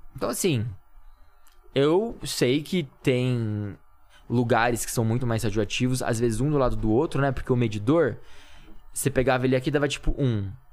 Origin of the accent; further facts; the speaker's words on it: Campinas, São Paulo, Brazil; Campinas, que é a minha cidade, de onde eu sou